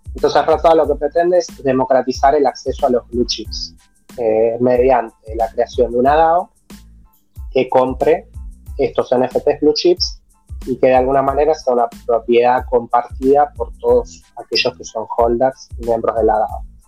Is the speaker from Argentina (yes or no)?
yes; Argentina; nosotros que somos de Argentina